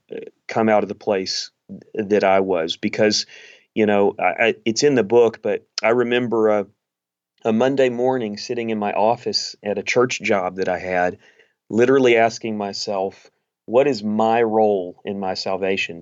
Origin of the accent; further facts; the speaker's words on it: East Texas, United States; I grew up in East Texas